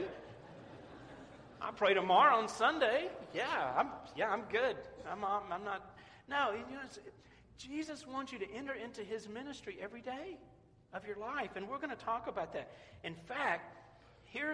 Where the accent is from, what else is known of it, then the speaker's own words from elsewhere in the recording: Memphis, Tennessee, United States; moved away; I grew up in Memphis, and we had an artesian well as our water system